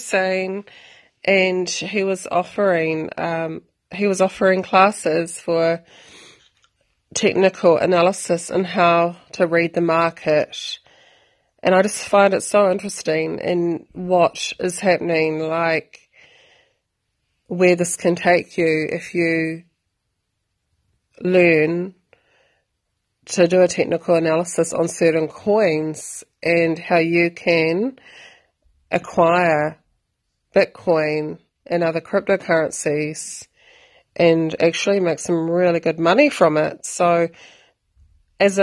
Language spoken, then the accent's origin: English; New Zealand; I am from New Zealand.